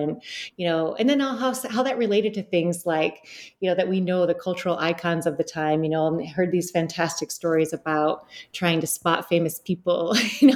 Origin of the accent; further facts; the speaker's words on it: Detroit, Michigan, United States; now in New York, United States; I grew up in Southeast Detroit.